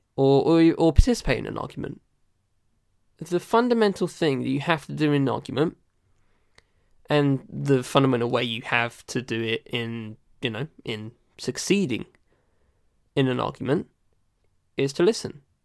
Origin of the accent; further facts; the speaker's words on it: United Kingdom; I'm British